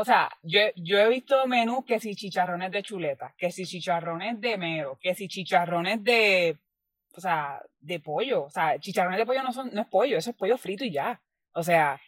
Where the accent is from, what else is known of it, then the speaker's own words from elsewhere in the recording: Puerto Rico; yo siendo puertorriqueña